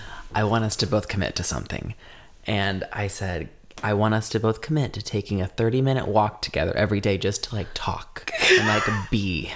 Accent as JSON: {"language": "English", "region": "Indiana", "country": "United States", "tie": "born or raised there", "moved": "yes", "said": "growing up in Indiana"}